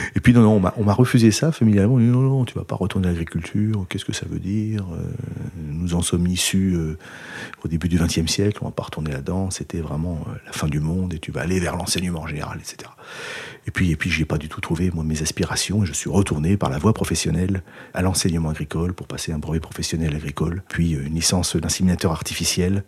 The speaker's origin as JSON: {"language": "French", "area": "Rambouillet Forest", "region": "Île-de-France", "country": "France", "tie": "born or raised there", "also_born_or_lived": "Nouvelle-Aquitaine", "moved": "yes", "said": "je suis natif de la forêt de Rambouillet. Et j'ai grandi euh, vraiment euh, au champ du brame du cerf."}